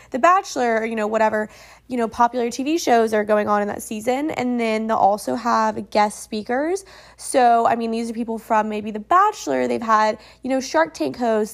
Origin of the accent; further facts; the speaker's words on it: Oklahoma, United States; I'm from Oklahoma